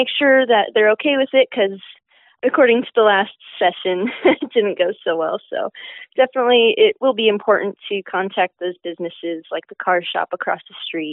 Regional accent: Martinez, California, United States; moved away as an adult; now in Humboldt, United States; I'm originally from Martinez, which is in the East Bay area

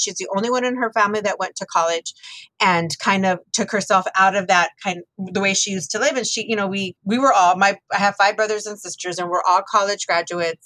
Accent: Texas, United States; my childhood was was beautiful living in Texas.

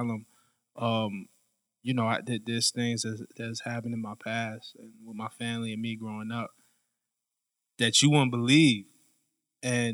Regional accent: New York City, New York, United States; I grew up in Flatbush, Brooklyn

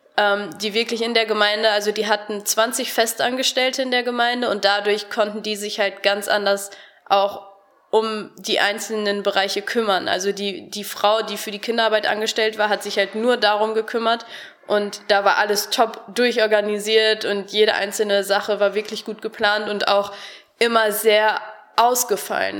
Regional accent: Harsewinkel, North Rhine-Westphalia, Germany; moved away as an adult; now in Cologne, Germany; Ich komme aus Hasewinkel, das ist im Kreis Gütersloh.

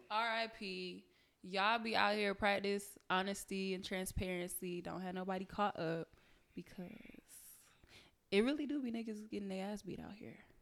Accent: Detroit, Michigan, United States; I'm from Detroit.

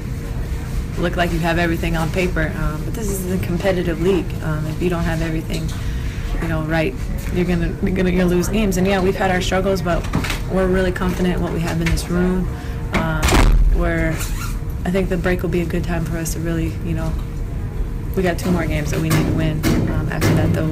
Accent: Seattle, Washington, United States; this is my hometown

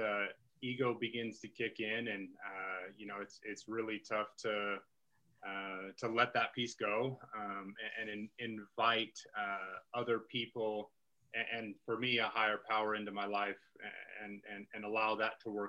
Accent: Utah, United States; I grew up here in Utah

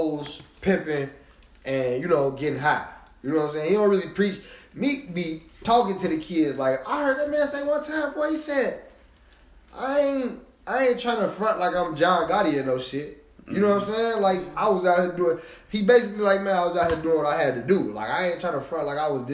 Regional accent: Chicago, Illinois, United States; I'm from Chicago.

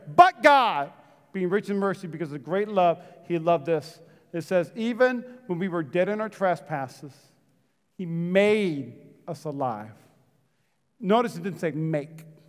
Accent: Las Vegas, Nevada, United States; I'm from East Las Vegas

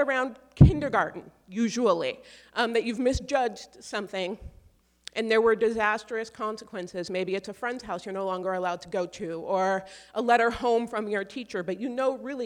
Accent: Seattle, Washington, United States; I am a mixed race black woman who was raised by a white mother in this very white city

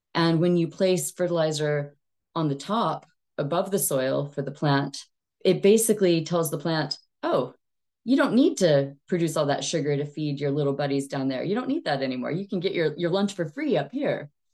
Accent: Texas, United States; moved away as an adult; also born or lived in East Asia / China; now in United Kingdom; I am Texan by birth, but British by choice. I've been in the U K for about fourteen years now

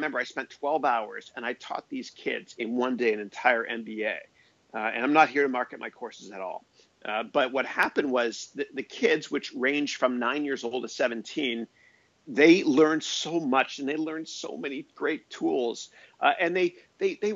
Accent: Canada; now in California, United States; I remember growing up in Canada. I love Canada, man. I'm so proud to be Canadian

